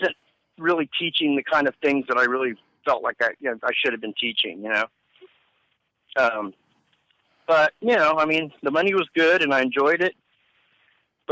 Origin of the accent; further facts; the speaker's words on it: Kansas City, Missouri, United States; moved away as an adult; now in Cadillac, United States; I was born and raised in Kansas City